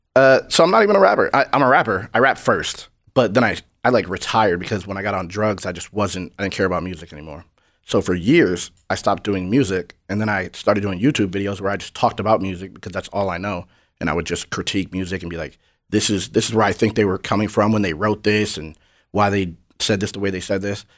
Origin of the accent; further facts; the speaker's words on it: New Hampshire, United States; I'm from New Hampshire. It's like 95% white.